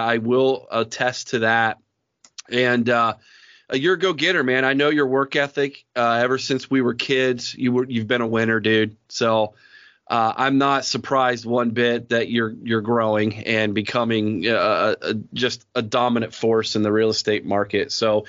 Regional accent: Mount Vernon, Ohio, United States; you were born and raised in Mount Vernon, Ohio, like me.

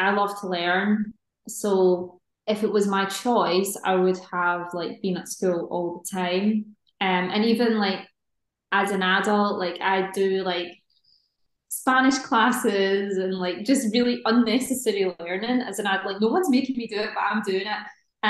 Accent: Scotland, United Kingdom; I think it's just a sort of a regional thing depending on where you are in Scotland. My accent's pretty neutral, but I've worked on it as well from when I was younger just to neutralize it a little bit

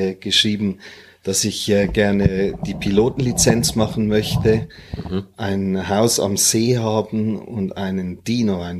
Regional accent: Hong Kong; born there; meine Mutter war aus Singapur, mein Vater war Zürcher, war Schweizer. Und äh, geboren bin ich in Hongkong.

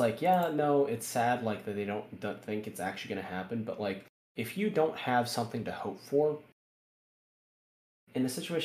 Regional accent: United States; I'm American

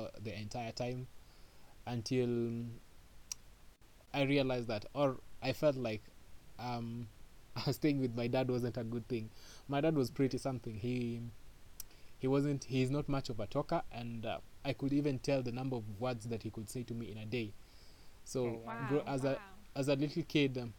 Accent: Nairobi, Kenya; also born or lived in Mombasa, Kenya; I am from Nairobi, Kenya. I grew up in between Nairobi and Mombasa.

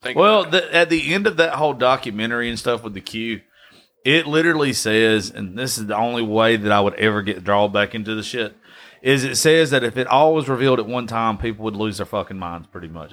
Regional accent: Dodge County, Georgia, United States; I'm from Dodge County

